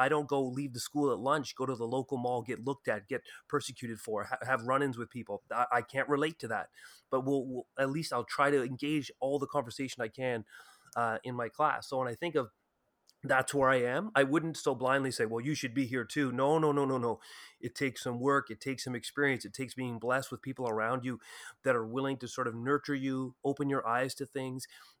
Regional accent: Ottawa, Ontario, Canada; I came from Ottawa, which is a particularly white community, white town in Canada.

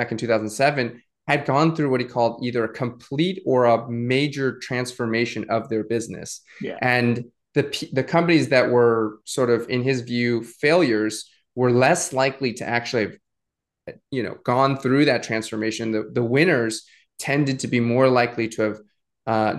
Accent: New England, United States; moved away as an adult; also born or lived in Suzhou, China; I grew up in New England

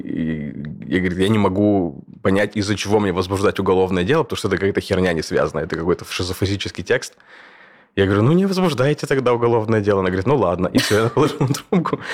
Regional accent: Kursk, Kursk Oblast, Russia; born or raised there; moved away as an adult; also born or lived in Moscow, Russia; now in Berlin, Germany

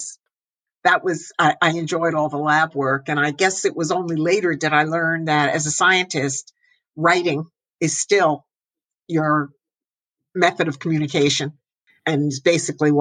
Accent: northern New Jersey, United States; I grew up in New Jersey, northern New Jersey

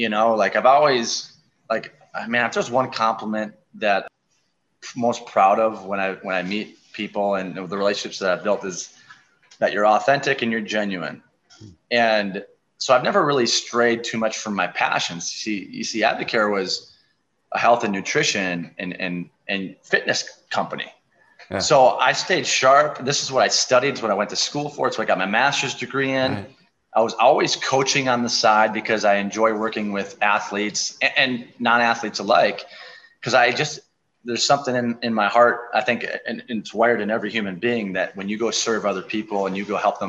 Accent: La Crescent, Minnesota, United States; also born or lived in Twin Cities, Minnesota; I just moved back here 2 years ago. This is my hometown.

